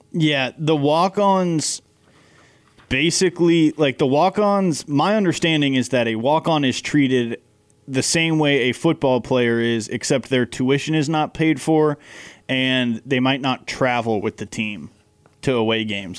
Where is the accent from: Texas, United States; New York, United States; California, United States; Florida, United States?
Texas, United States; moved away; we're both from Texas